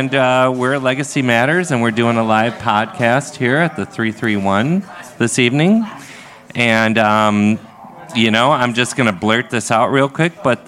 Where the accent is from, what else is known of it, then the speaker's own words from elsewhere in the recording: Crystal, Minnesota, United States; I grew up here in Minnesota